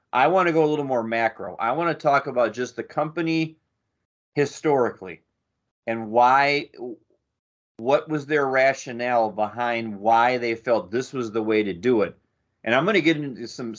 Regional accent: Buffalo, New York, United States; now in Akron, United States; I grew up in Buffalo, New York

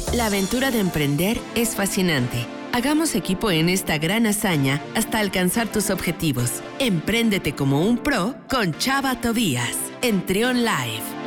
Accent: Mexico

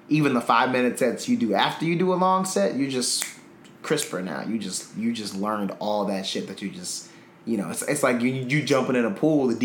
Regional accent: Milwaukee, Wisconsin, United States; my hometown, Milwaukee

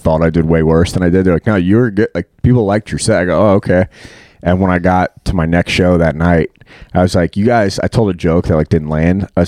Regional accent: Long Island, New York, United States; moved away as an adult; now in Northern Virginia, United States; I'm from Long Island. Grew up like suburbs of Long Island.

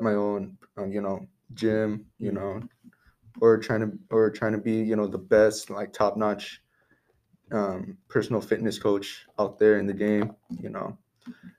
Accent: Seaside, California, United States; also born or lived in Monterey; I grew up in Seaside through most of my life

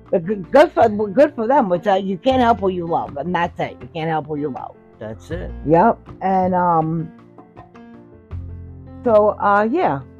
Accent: Hoboken, New Jersey, United States; born there; And had me, and I was born in Hoboken in St. Mary's Hospital.

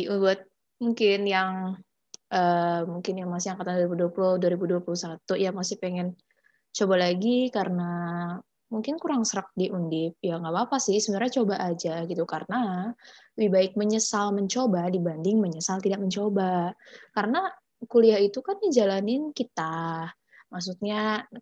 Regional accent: Jakarta, Indonesia; aku kan asalnya dari Jakarta ini for your information aja sih uh, emang Jakarta itu dari awal emang udah panas gitu maksudnya panas gitu

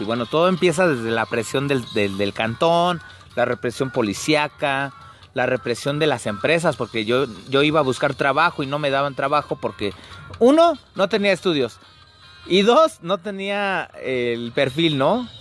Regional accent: Mexico City, Mexico; yo soy de la zona norte de la Ciudad de México, abajo del Chiquihuite, exactamente, en las entradas del mero Cuautepec Barrio Bajo, que estoy orgulloso de ser de este barrio

